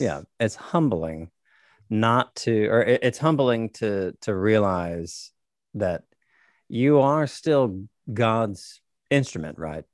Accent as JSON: {"language": "English", "town": "Nashville", "region": "Tennessee", "country": "United States", "moved": "yes", "lives_now": "Corpus Christi, United States", "said": "I'm from Nashville, Tennessee, currently living in Corpus Christi, Texas"}